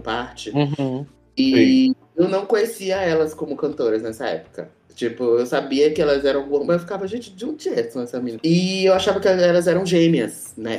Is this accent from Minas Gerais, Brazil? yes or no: no; Salvador, Bahia, Brazil; moved away as an adult; now in São Paulo, Brazil; toco aí na Noite de São Paulo há seis anos, né, desde que eu cheguei aqui na cidade, eu sou sou de Salvador